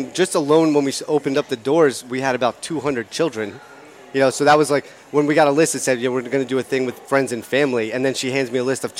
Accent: New Hope, Pennsylvania, United States; I'd managed Triumph in Princeton for a couple years, and then I moved over here, but New Hope's my hometown. So I came back here

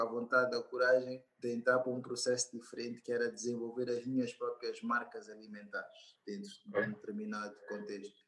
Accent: Angola; sou angolano

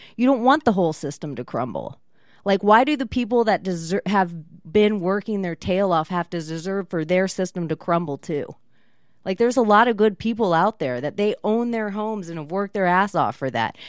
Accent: Florida, United States; I am from Florida. My mom's from Florida.

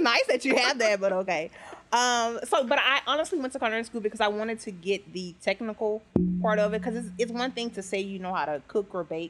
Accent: Memphis, Tennessee, United States; moved away as an adult; also born or lived in New Orleans; now in Lafayette, United States; So I grew up in Memphis, lived there for a long time, and then I moved to New Orleans. What brought me to Lafayette is Hurricane Katrina.

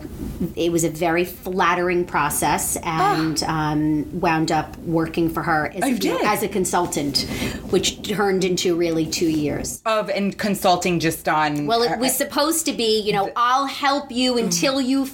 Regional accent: New Jersey, United States; also born or lived in Atlanta, Georgia / Maryland; grew up in New Jersey and went off to the University of Maryland.

